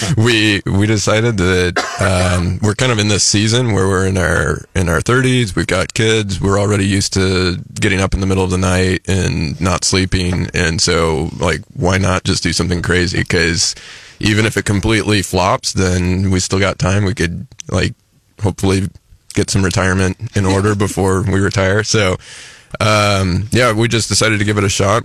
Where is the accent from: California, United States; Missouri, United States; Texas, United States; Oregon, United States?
Missouri, United States; Columbia; also born or lived in St. Louis, Missouri; Yeah, I grew up here in Columbia. Um, so I am was born in Missouri, uh, actually born in St. Louis, and then moved here when I was six